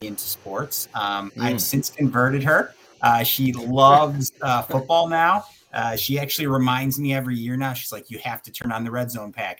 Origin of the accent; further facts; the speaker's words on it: Southwest suburbs of Chicago, Illinois, United States; growing up on the South side, and I'm sure you're the same way, you know, Southwest suburbs